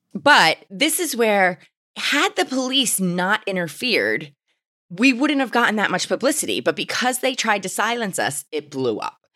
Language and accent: English; Philadelphia, Pennsylvania, United States; moved away as an adult; now in United Kingdom; I'm an immigrant from Philadelphia